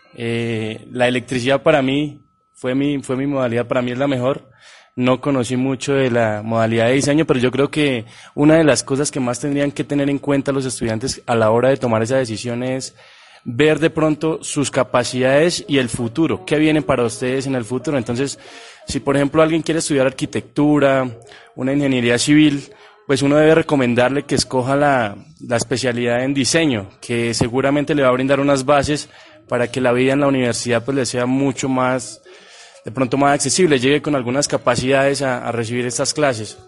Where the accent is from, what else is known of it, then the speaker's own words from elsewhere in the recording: Boyacá, Colombia; la tierra de la Ruana, mi tierra